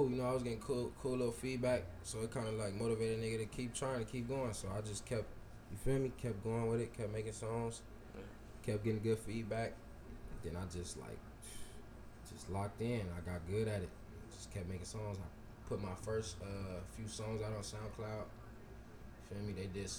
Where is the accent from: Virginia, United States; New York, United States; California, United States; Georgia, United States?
California, United States; Los Angeles; I'm from South Central. I grew up in South Central, like Westmont.